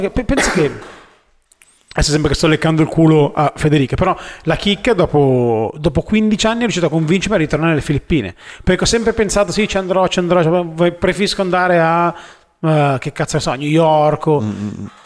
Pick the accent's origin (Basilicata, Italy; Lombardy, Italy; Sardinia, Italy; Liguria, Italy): Liguria, Italy; Varazze; questo è il mio spot, perché io sono di Varazze